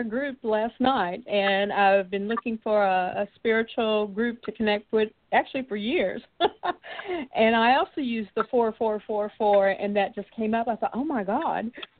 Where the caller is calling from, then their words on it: Houston, Texas, United States; I'm calling you from Houston.